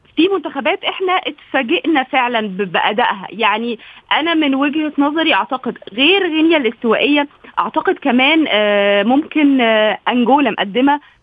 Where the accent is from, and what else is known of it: Egypt